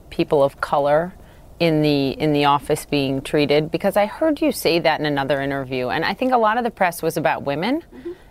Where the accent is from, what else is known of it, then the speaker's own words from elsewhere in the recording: California, United States; Yes, I'm from the San Francisco Bay Area.